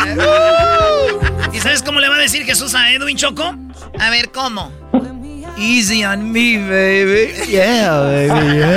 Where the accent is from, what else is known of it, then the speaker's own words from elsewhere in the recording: Guerrero, Mexico; now in Veracruz, Mexico; yo soy de Guerrero, mi hermana vive en Veracruz.